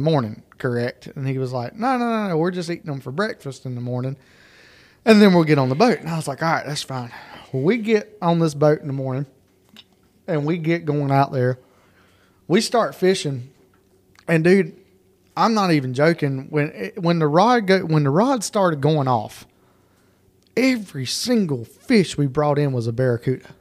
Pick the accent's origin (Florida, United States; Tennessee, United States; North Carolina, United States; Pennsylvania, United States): North Carolina, United States; Lake Lookout; I grew up on Lake Lookout.